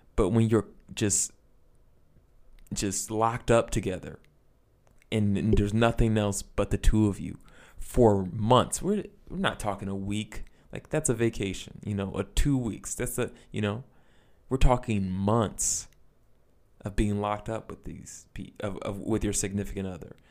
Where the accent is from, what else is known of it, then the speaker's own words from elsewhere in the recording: United States; As an American